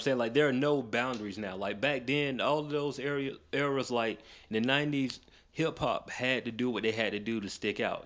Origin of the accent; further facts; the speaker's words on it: Macon, Georgia, United States; I grew up in Macon